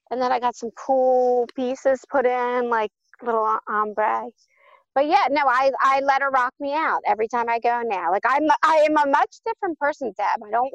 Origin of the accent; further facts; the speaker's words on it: Cherry Hill, New Jersey, United States; I'm from Cherry Hill, New Jersey, and I work at 2 Cents Plain.